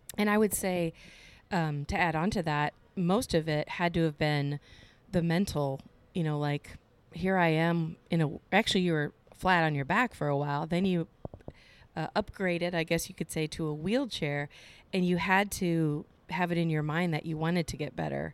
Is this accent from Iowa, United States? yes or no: yes; Cedar Rapids, Iowa, United States; in my hometown in Cedar Rapids